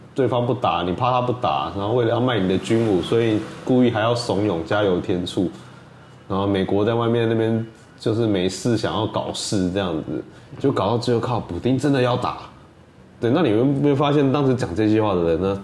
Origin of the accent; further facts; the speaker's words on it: Taiwan; 身为一个台湾人